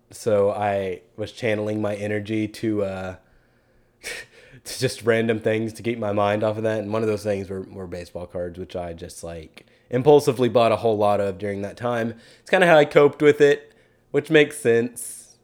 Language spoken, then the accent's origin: English; Keller, Texas, United States; moved away; I drove back to Keller for a little bit back to my hometown